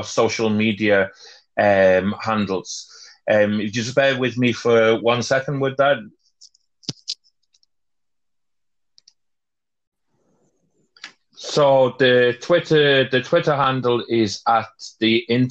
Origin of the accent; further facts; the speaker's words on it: Wales, United Kingdom; as a Welshman